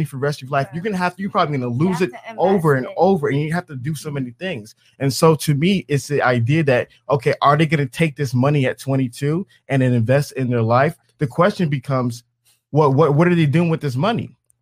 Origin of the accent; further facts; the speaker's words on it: Atlanta, Georgia, United States; I'm from Atlanta